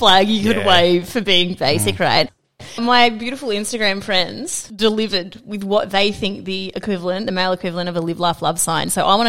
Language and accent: English; Queensland, Australia; I'm a Queenslander.